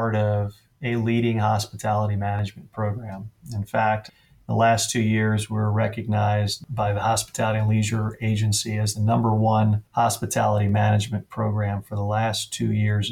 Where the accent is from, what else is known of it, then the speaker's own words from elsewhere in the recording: New Jersey, United States; moved away as an adult; now in Las Vegas, United States; I'm from New Jersey, Northeast guy, used to the change of seasons, and came out here